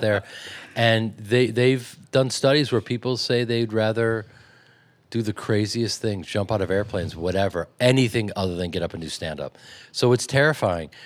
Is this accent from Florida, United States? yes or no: no; Chicago, Illinois, United States; growing up in Chicago